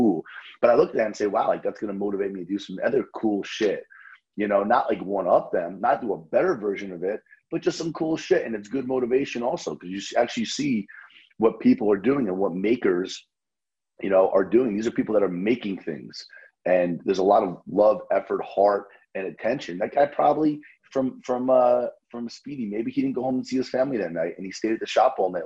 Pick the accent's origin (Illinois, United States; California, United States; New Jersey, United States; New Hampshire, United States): New Jersey, United States; I'm from Jersey